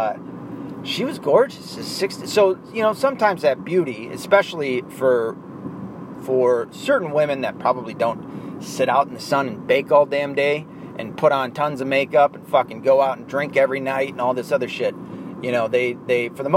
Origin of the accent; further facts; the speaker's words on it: the South, United States; I was born and raised in the South